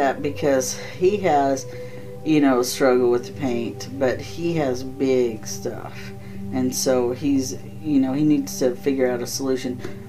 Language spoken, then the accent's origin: English; the South, United States; now in Midwest, United States; just because I'm from the South, we, our whole lives, were taught if you had servants or you knew about having slaves or whatever, you didn't talk about it openly.